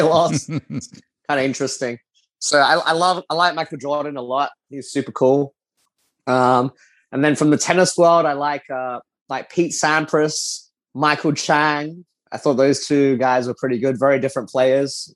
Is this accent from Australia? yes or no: yes; Adelaide, South Australia, Australia; moved away as an adult; now in Singapore; I grew up in Adelaide, Australia